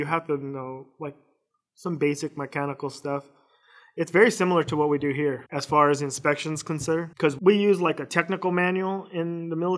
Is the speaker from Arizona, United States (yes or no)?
yes; Phoenix, Arizona, United States; also born or lived in Missouri / Fort Campbell, Kentucky / Kuwait / Iraq; I was born and raised here in Phoenix